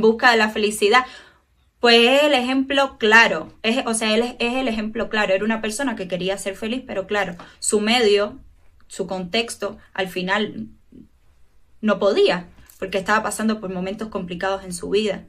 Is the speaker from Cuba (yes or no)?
yes; Cuba; soy psicóloga clínica, tengo 25 años, soy cubana